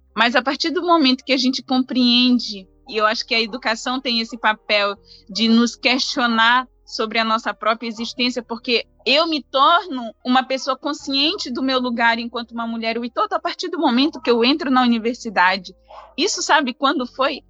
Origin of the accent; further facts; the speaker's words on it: Brazil; A gente se envergonha das nossas origens enquanto brasileiros